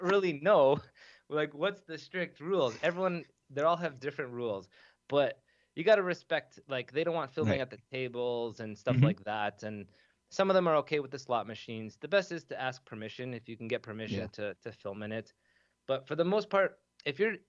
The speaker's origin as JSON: {"language": "English", "town": "Toronto", "region": "Ontario", "country": "Canada", "said": "I'm from Toronto"}